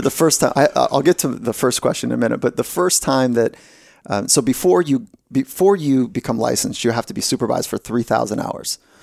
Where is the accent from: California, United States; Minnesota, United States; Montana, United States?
California, United States; I grew up here in California